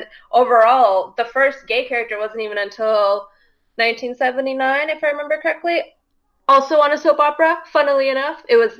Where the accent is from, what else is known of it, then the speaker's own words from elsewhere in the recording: the South, United States; I don't care, even though I'm from the South.